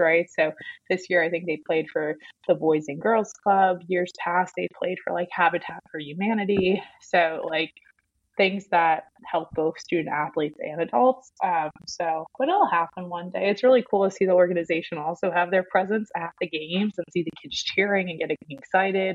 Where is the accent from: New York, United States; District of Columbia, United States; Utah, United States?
New York, United States; New York City; now in Atlanta, United States; I'm from New York, like Barstow's Queens.